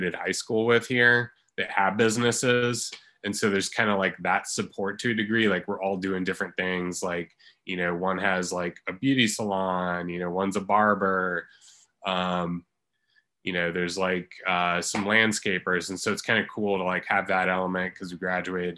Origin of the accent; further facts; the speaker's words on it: Christiansburg, Virginia, United States; also born or lived in Harrisonburg, Virginia; I was born in Christiansburg. And I pretty much have lived here my entire life.